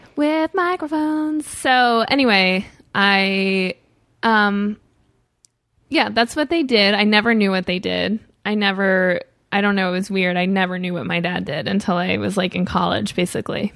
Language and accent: English; St. Louis, Missouri, United States; Missouri, but I grew up in a wealthy area